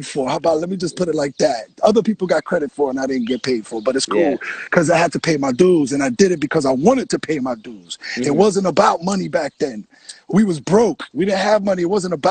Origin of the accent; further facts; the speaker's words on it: New York City, New York, United States; also born or lived in Coney Island; my hometown